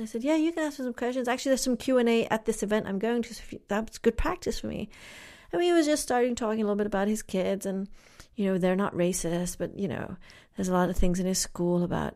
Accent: England, United Kingdom; moved away; also born or lived in Kenya; I grew up in England

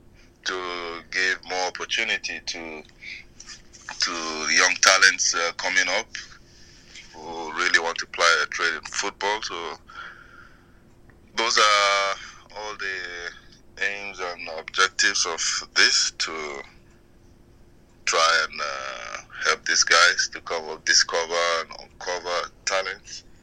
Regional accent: Kaduna, Kaduna State, Nigeria; moved away; I was born in Kaduna. I grew up in Kaduna.

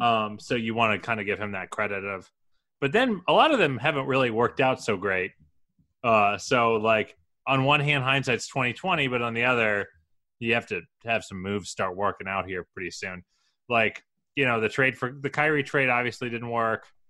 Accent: Columbus, Ohio, United States; I am from Columbus

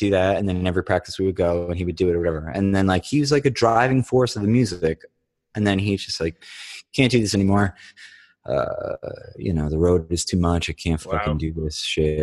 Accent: Dover Plains, New York, United States; now in Staten Island, United States; We grew up in this small rural village and the Hudson Valley, Dover Plains

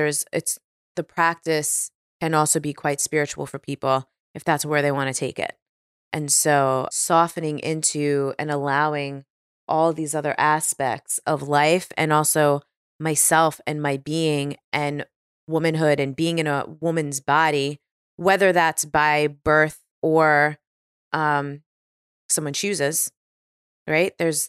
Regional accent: New York, United States; now in California, United States; Yeah, because I really, especially being a New Yorker, like there's this identity with being a New Yorker of like hustling, right?

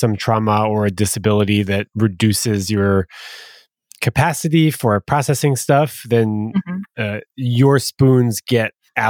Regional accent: Canada; I live in Canada and I'm French Canadian.

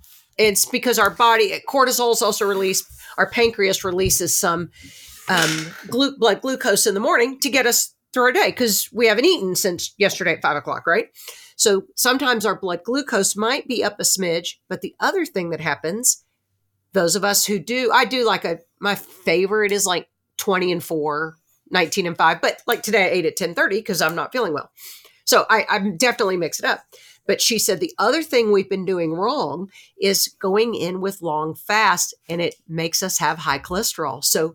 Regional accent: Newark, New Jersey, United States; Remember, I'm the girl from Newark, New Jersey. That's where my New Jersey Jew shows.

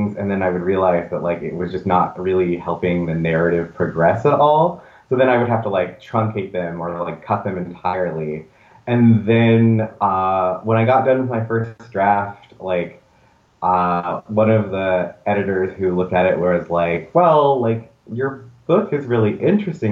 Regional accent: the South, United States; moved away as an adult; now in New York City, United States; I grew up, you know, in the South, and I just wanted to get to New York City

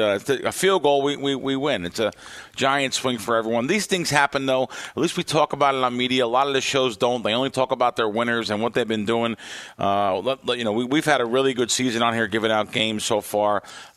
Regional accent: United States; I'm from the East Coast. I can't help it. I grew up in New York or New Jersey.

